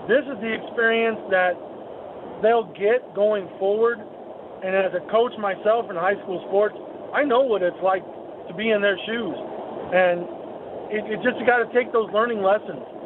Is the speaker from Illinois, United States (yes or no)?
yes; Chicago, Illinois, United States; now in Arizona, United States; naturally being born and raised in Chicago area, a Bulls fan